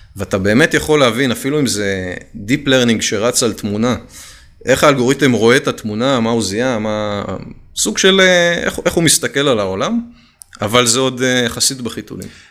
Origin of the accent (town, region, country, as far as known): Israel